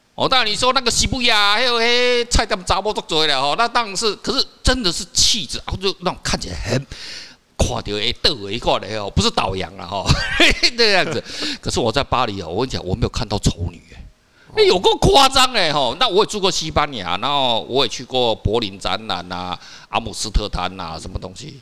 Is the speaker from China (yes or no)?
no; Taiwan; 我们台湾人